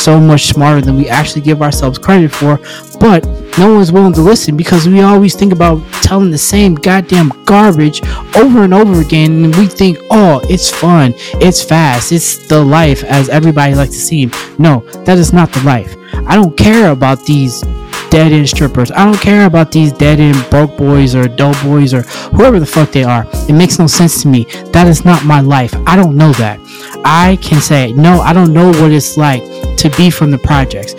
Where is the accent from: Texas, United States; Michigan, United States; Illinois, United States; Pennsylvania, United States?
Pennsylvania, United States; Monessen, Donora and Greensburg; I grew up in Manassas, Pennsylvania. I grew up in Denora, Pennsylvania. I grew up in Greensburg, Pennsylvania